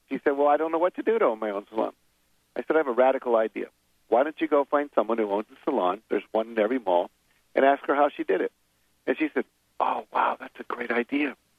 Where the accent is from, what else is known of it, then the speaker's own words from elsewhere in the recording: West Virginia, United States; I grew up in West Virginia